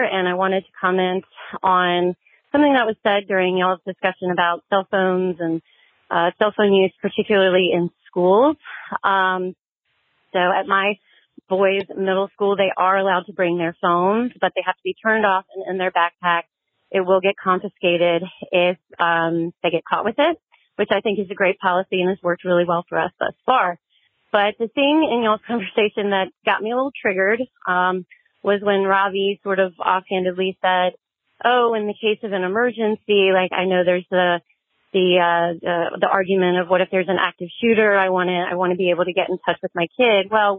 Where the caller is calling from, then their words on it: North Carolina, United States; I'm from North Carolina.